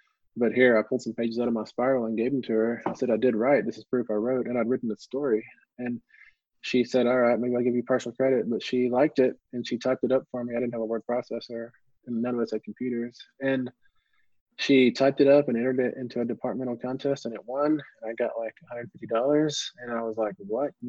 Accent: West Texas, United States; growing up in West Texas

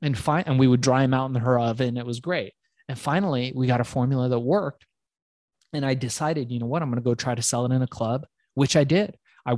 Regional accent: Iran; now in United States; I come from Iran, which is part of Asia

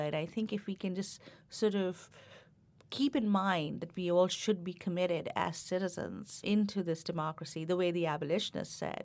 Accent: India; moved away as an adult; now in United States; growing up in India

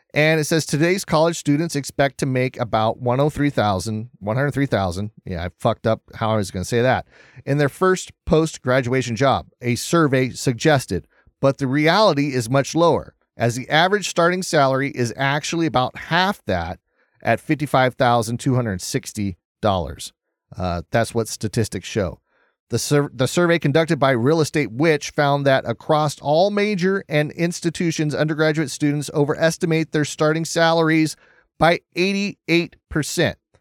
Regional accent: United States

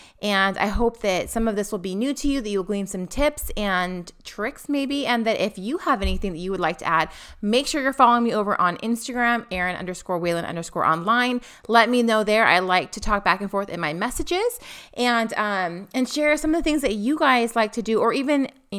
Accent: Pacific Northwest, United States; Now, we come from the Pacific Northwest.

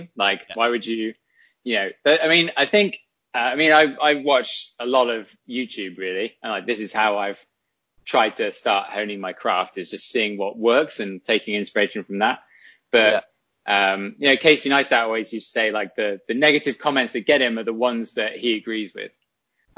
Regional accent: England, United Kingdom; as an English person

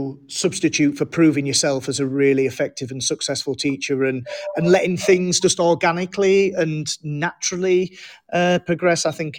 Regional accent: England, United Kingdom; also born or lived in Germany; I was born in Germany to a with a military background. My father was in the army, and moved to England when I was five.

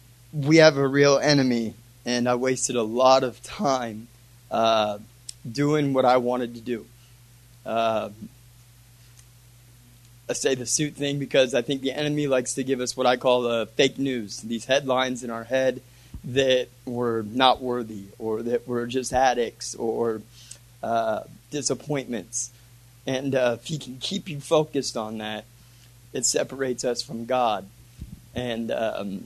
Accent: Sullivan, Illinois, United States; I'm from Sullivan, Illinois

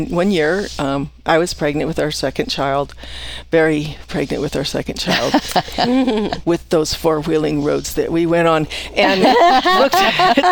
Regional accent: California, United States; moved away as an adult; now in Post Falls, United States; I grew up in California.

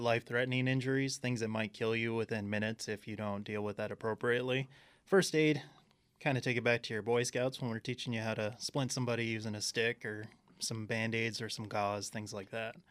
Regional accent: Southern California, United States; moved away as an adult; now in Arizona, United States; I came from Southern California. born and raised out there

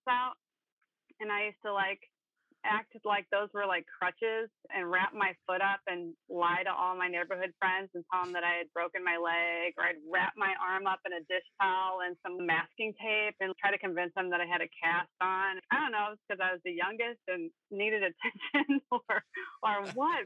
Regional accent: St. Louis, Missouri, United States; I've born and raised in St. Louis, lived here my whole life

